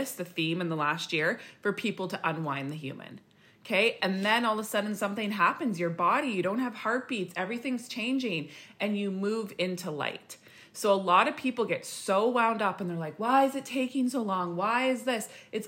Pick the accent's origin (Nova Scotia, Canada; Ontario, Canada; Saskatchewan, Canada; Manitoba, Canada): Saskatchewan, Canada; now in British Columbia, Canada; And I remember when we came from Saskatchewan to BC and I was like RIP wiped, like sleeping 24/7